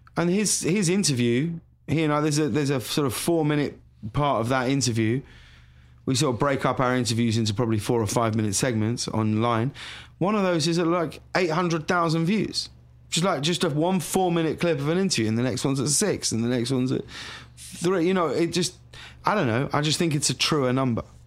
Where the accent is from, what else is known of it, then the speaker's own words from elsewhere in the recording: High Wycombe, South East England, United Kingdom; moved away as an adult; also born or lived in London; now in Los Angeles, United States; I'm from High Wycombe," you know, in Buckinghamshire.